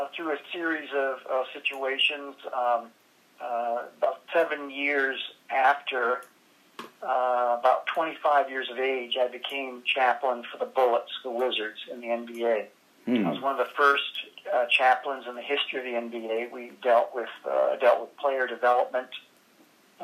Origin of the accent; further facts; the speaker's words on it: Alberta, Canada; moved away; I grew up in Alberta, Canada, in a little town of 2,000 people, and I left home when I was 17